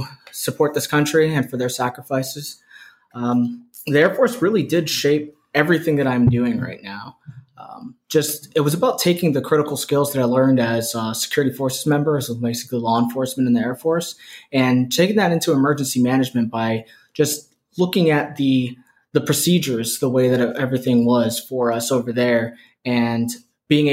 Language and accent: English; Poinciana, Florida, United States; also born or lived in Brooklyn, New York; now in Flagler County, United States; I went to high school in Poinciana, Florida.